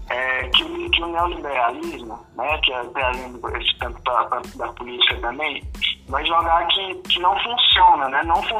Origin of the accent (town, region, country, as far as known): Brazil